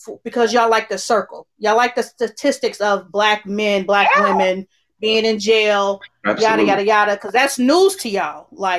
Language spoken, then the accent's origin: English; Cincinnati, Ohio, United States